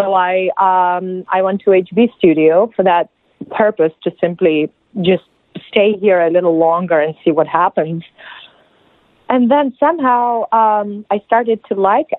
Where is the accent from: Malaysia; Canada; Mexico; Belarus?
Belarus; English is a second language; moved away; I'm from Belarus. That's in Eastern Europe